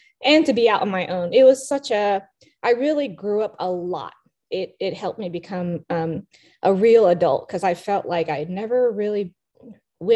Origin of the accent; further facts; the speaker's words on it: Nashville, Tennessee, United States; also born or lived in Vietnam; I grew up here in Nashville. So I came here when I was 4 or 5